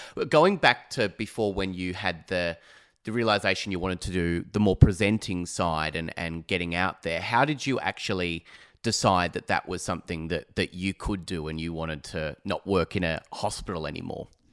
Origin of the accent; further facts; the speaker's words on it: Phillip Island, Victoria, Australia; moved away; I'm from Phillip Island originally